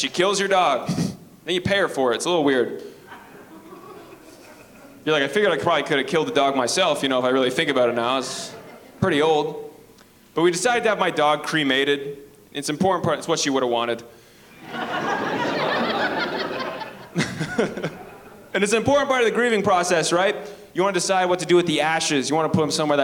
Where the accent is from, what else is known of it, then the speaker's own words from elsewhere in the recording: Penetanguishene, Ontario, Canada; now in Toronto, Canada; I live in Toronto. I'm from a small town, too. I'm from Penetanguishene, Ontario.